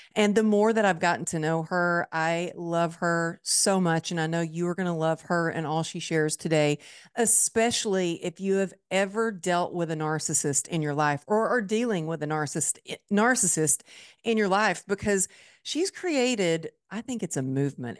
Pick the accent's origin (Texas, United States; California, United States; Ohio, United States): Texas, United States; Dallas; my hometown, Dallas, Texas